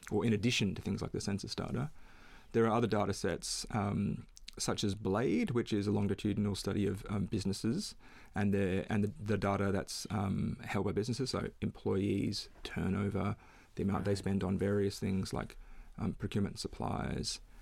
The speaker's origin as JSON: {"language": "English", "town": "Perth", "region": "Western Australia", "country": "Australia", "tie": "born or raised there", "moved": "yes", "lives_now": "Melbourne, Australia", "said": "I grew up in Perth"}